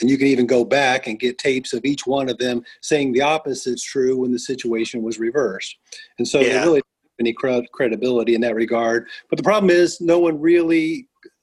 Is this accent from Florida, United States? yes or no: no; Indiana, United States; I am from Indiana